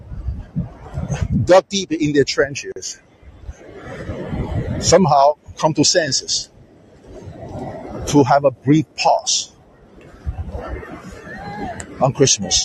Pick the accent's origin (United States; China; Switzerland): China; moved away; when I grew up in China, we are forced to read that boring Chairman Mao's little red book